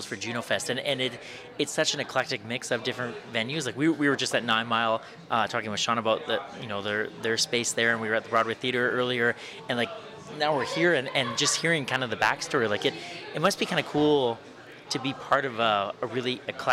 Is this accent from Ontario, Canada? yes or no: no; Swift Current, Saskatchewan, Canada; I grew up in Swift Current